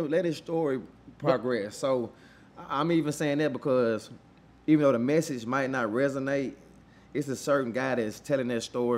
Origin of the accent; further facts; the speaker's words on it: Moss Point, Mississippi, United States; moved away; My hometown, Moss Point, is an hour and 15 minutes from New Orleans, Louisiana.